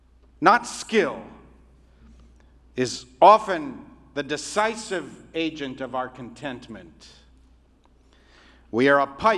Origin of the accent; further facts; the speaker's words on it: Afghanistan; born there; the only difference between you and me is that I was born in Afghanistan.